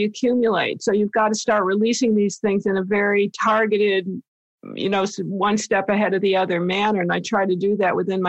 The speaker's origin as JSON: {"language": "English", "region": "East Coast", "country": "United States", "moved": "yes", "said": "I'm from the East Coast originally"}